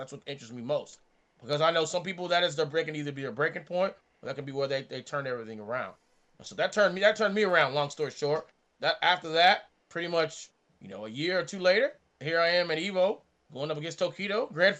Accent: California, United States; Matter of fact, I spent most of my time growing up in California as I'm a Marine brat. So I grew up on the Marine base.

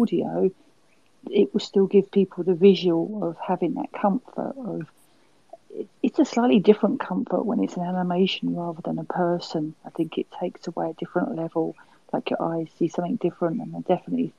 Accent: England, United Kingdom; Being English

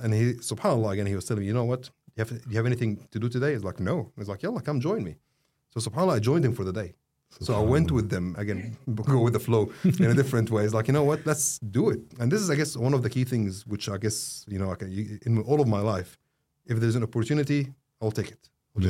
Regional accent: Egypt; I was like, I'm from Egypt.

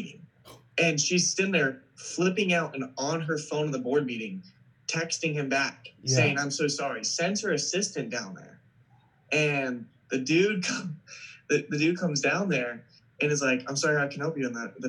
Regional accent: East Coast, United States; and I'm from the East Coast.

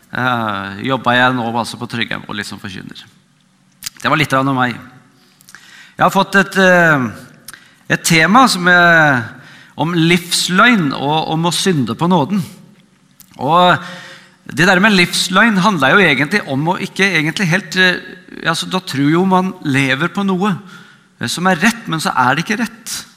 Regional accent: Vestfold, Norway; moved away as an adult; also born or lived in Oslo; now in Nærbø, Norway; Jeg er fra Vestfold, men bor nå på, på Nærbø

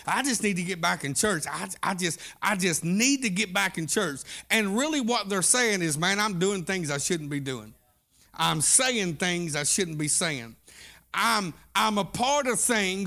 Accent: Southeast Oklahoma, United States; I was raised up in Southeast Oklahoma

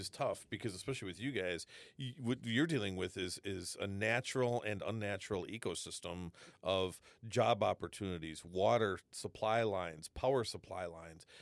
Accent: Wisconsin, United States; moved away; I, I grew up in Wisconsin

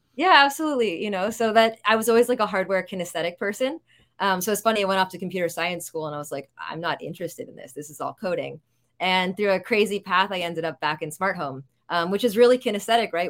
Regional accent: New York, United States; I'm a New Yorker

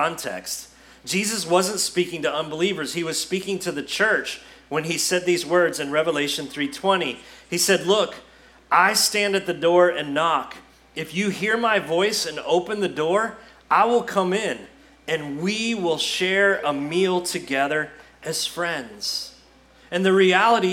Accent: United States; See, this is part of being an American

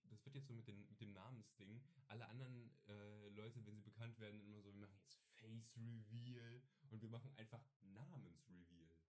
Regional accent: Saxony, Germany; Ich bin Sachse.

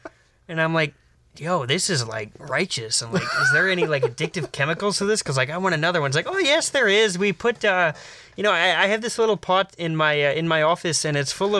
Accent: United States; even though I am American, I am of Irish heritage and descent.

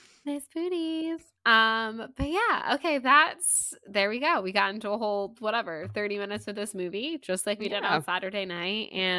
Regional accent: the South, United States; we're from the South. That's what we do.

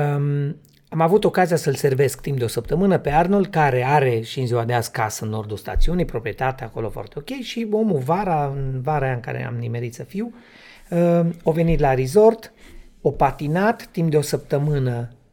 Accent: Transylvania, Romania; eu sunt din Translin, România

